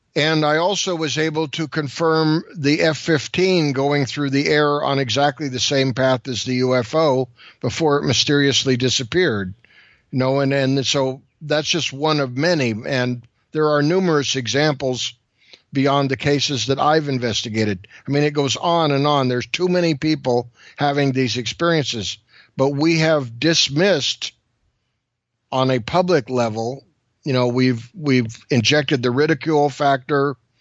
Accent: California, United States; I'm from California.

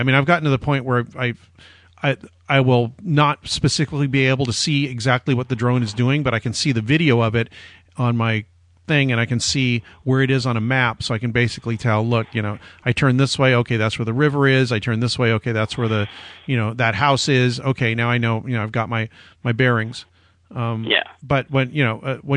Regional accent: Orange County, San Diego, California, United States; also born or lived in Pasadena; now in Los Angeles, United States; I was born in Pasadena, grew up in Orange County in San Diego, then came back here for college

